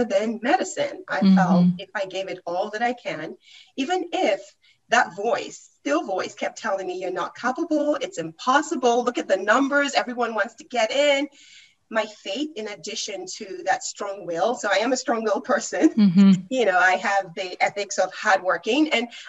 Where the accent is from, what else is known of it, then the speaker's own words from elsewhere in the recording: Nigeria; moved away; I'm originally from Nigeria.